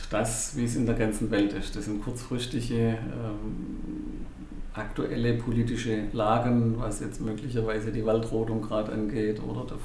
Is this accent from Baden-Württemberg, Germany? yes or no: yes; Stuttgart, Baden-Württemberg, Germany; born there; now in Pforzheim, Germany; Ja, ich bin ursprünglich geborener Stuttgarter, oh. lebe schon seit über 50 Jahren hier in der Stadt und in der Region.